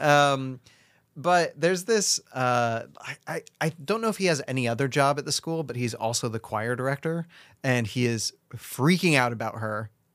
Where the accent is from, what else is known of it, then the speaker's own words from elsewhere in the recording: United States; I'm an American